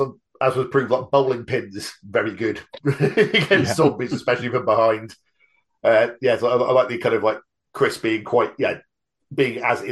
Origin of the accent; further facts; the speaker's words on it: United Kingdom; But yeah, once again, being the Brit amongst us, all of that bit in the bowling alley felt very realistic for sort of like a crappy little bowling alley in the middle of nowhere.